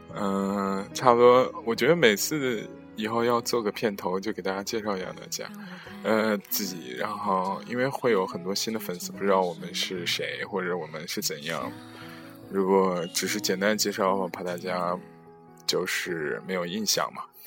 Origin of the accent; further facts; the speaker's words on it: Zhengzhou, Henan, China; moved away as an adult; now in Netherlands; 我们的家乡是在河南省的郑州市，那个我们现在在家乡